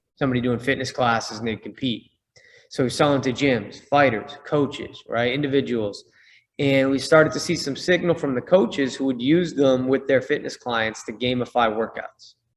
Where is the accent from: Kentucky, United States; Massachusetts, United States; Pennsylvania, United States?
Massachusetts, United States; Boston; I'm from Boston